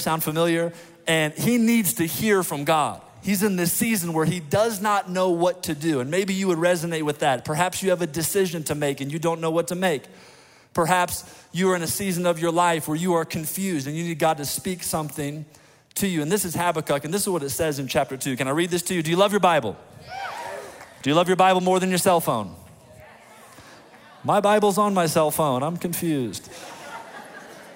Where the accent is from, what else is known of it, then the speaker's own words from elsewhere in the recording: Indiana, United States; I was born and raised in the great state of Indiana